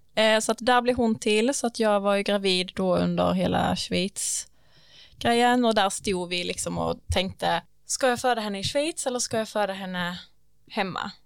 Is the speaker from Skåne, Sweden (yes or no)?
yes; Vinslöv, Skåne, Sweden; moved away; jag är ju från Vinslöv